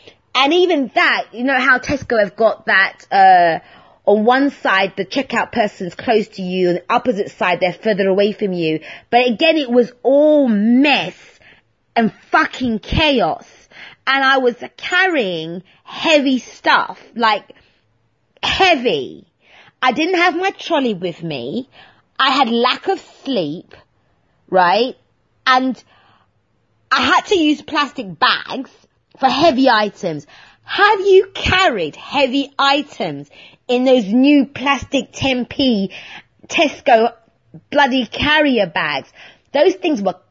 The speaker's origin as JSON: {"language": "English", "region": "London", "country": "United Kingdom", "also_born_or_lived": "Hertfordshire", "said": "I'm a Londoner in St. Albans"}